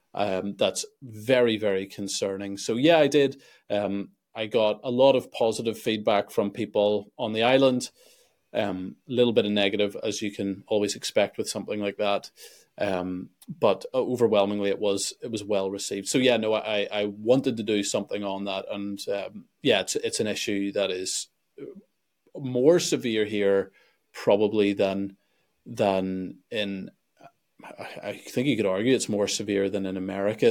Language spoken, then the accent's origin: English; Belfast, Northern Ireland, United Kingdom; also born or lived in Sweden; I'm from Belfast